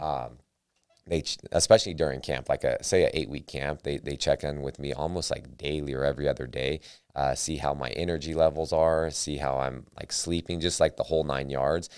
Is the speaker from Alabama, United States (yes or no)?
no; Sacramento, California, United States; I'm from Sacramento